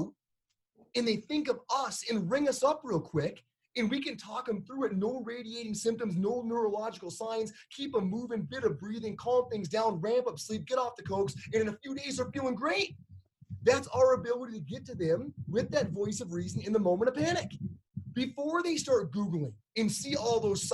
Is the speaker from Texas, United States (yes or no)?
no; Upper Peninsula, Michigan, United States; now in Colorado, United States; I'm from Upper Peninsula, Michigan, but even here, we had to close all the Colorado in Motion clinics